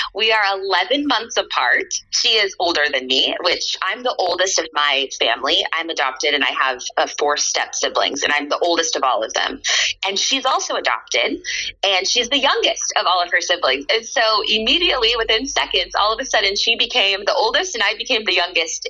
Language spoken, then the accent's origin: English; Texas, United States; moved away as an adult; also born or lived in South Dakota / Nebraska / New York; now in Pennsylvania, United States; I kind of had my whole upbringing from second grade until I graduated college in Texas